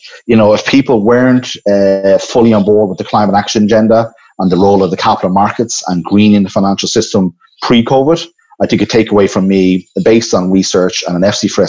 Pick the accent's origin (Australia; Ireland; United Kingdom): Ireland; my home country, Ireland, and I've been here the last few months.